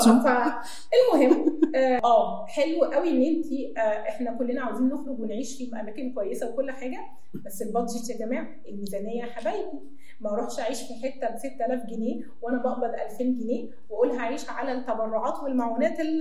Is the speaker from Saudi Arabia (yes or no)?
no; Egypt; احنا عايشين في مجتمع شرقي واحنا مصريين